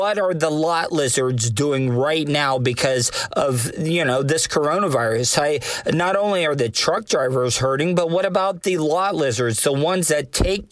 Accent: De Leon Springs, Florida, United States; the people that raised me, the people I grew up with in Volusia County, especially De Leon Springs, Florida

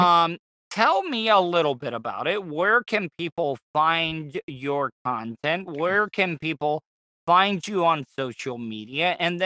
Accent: Florida, United States; I am from Florida

